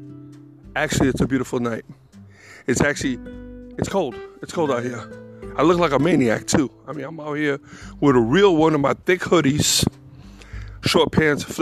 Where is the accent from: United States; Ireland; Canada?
United States; New York City, New York; born or raised there; now in North Carolina, United States